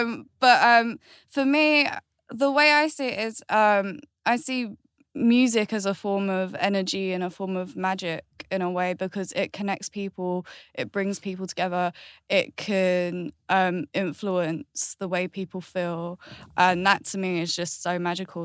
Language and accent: English; Galway, Connacht, Ireland; I was born in Ireland, which is Galway